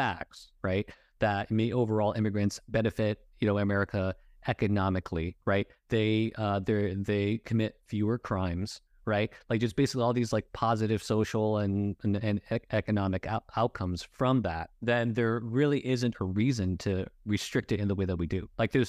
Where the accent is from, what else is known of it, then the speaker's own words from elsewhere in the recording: Los Angeles, California, United States; I grew up in Los Angeles, which is extremely diverse, right?